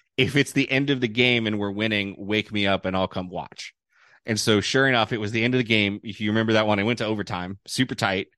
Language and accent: English; United States; being an American